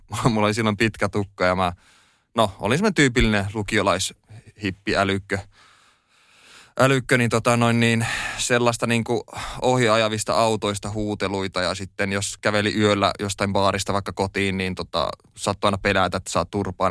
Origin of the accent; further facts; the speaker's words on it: Oulu, North Ostrobothnia, Finland; moved away as an adult; now in Helsinki, Finland; No mä koen ja olen kotoisin tota Oulusta. Oulussa mä oon syntynyt ja siellä mä oon viettänyt kahdeksankymmentäseitsemän prosenttia mun elämästä suurin piirtein